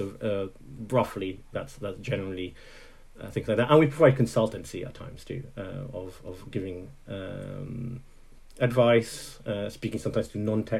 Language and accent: English; Italy; also born or lived in Netherlands; now in Scotland, United Kingdom; I grew up mainly in Italy, but I was born in Holland